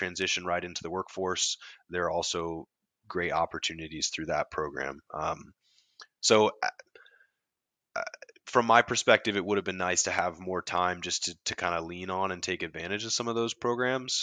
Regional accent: Columbia, South Carolina, United States; I grew up in Columbia. That's kind of where I was from

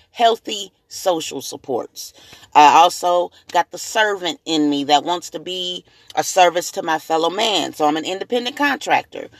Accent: Springfield, Missouri, United States; also born or lived in Jackson, Tennessee; I'm also native to Springfield, Missouri

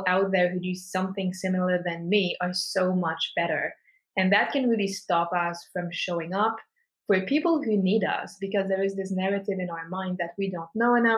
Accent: Switzerland; born and raised in Switzerland

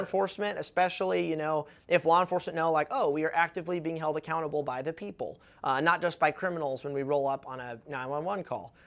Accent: United States

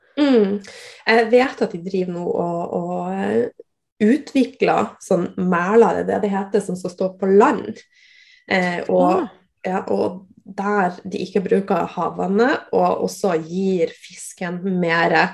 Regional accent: Northern Norway, Norway; jeg er nordlending

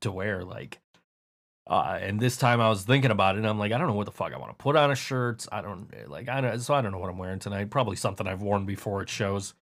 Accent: United States; I am the American guy that nobody likes.

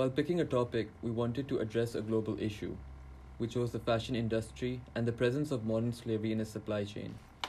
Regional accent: Pakistan; I'm from Pakistan

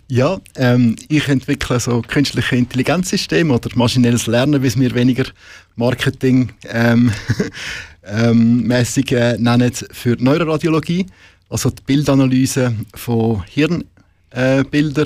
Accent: Switzerland; bei uns in der Schweiz

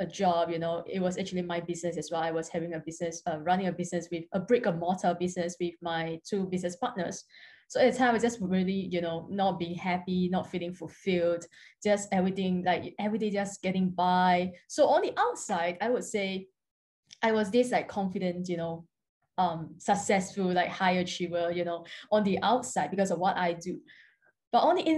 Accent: Singapore; I'm from Singapore. I'm currently living in Singapore at the moment

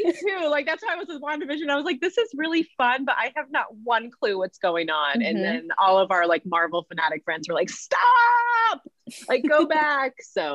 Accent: Indianapolis, Indiana, United States; moved away as an adult; also born or lived in Ohio / North Carolina; I live in Indianapolis. I was born and raised in Indy, went to Ohio for college, lived in North Carolina, my first ministry, and then back to Indy.

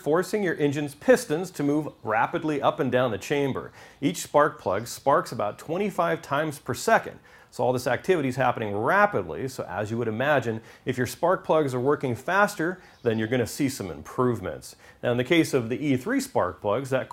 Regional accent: Southern California, United States; I'm from Southern California

